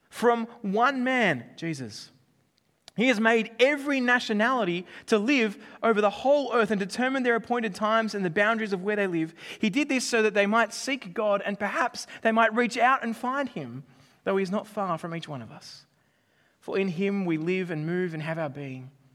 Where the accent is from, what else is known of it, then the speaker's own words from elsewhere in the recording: Australia; I'm Australian